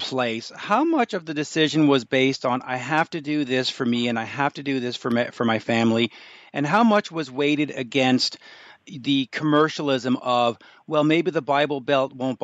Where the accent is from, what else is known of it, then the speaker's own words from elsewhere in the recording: Canada; as a Canadian